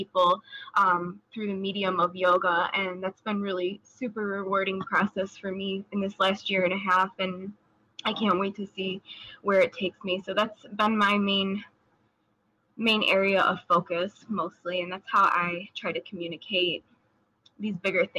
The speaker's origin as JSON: {"language": "English", "town": "Chicago", "region": "Illinois", "country": "United States", "said": "I'm 24 years old, and I'm from Chicago, Illinois, USA."}